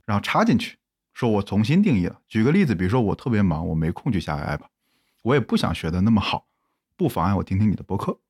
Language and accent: Chinese; Zhengzhou, Henan, China; moved away; 回到我老家郑州